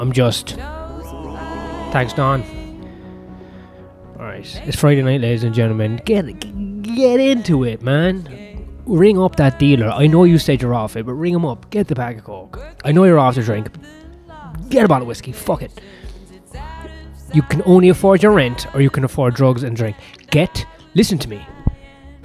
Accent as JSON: {"language": "English", "country": "Ireland", "said": "I'm Irish. I was never going to be speaking my own language anyway"}